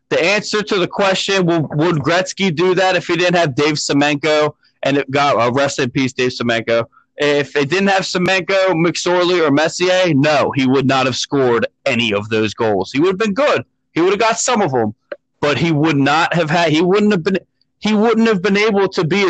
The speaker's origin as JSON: {"language": "English", "region": "Pennsylvania", "country": "United States", "tie": "born or raised there", "said": "me being a Pennsylvania native that I am"}